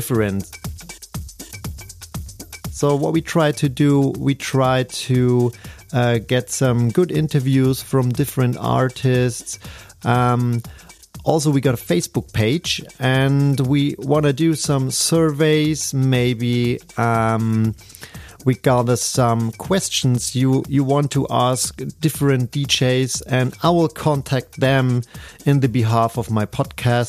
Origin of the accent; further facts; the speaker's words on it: Munich, Bavaria, Germany; English is a second language; I'm from Germany, Munich. So English is not my native, as you can hear.